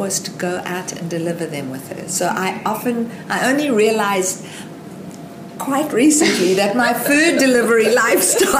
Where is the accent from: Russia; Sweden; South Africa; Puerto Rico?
South Africa; now in Australia; I was born in South Africa.